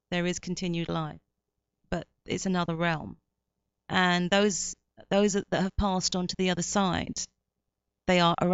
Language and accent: English; Myanmar; now in United States; I'm Burmese English, uh, which is kind of weird because I'm Burmese English and I'm in America now